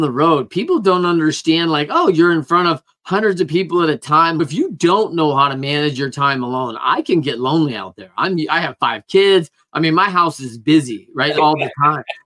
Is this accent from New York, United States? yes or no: no; Michigan, United States; a Michigan kid